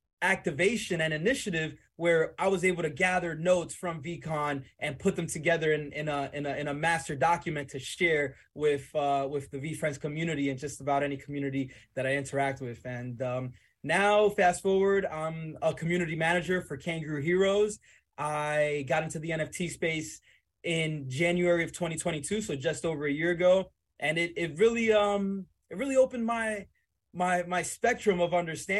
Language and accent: English; Dominican Republic; also born or lived in Weehawken, New Jersey / Bronx, New York / West New York, New Jersey; I was born in the Dominican Republic. I moved to Weehawken, New Jersey. From there to the Bronx, New York. I spent quite a few years in the boogie down Bronx.